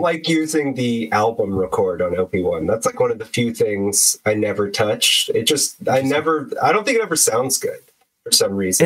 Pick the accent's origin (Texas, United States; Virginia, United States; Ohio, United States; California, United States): California, United States; Bay Area; I'm from the Bay Area